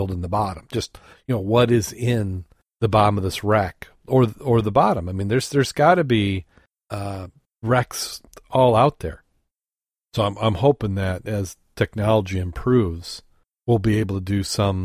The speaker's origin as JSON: {"language": "English", "region": "Great Lakes", "country": "United States", "tie": "born or raised there", "said": "growing up on the Great Lakes"}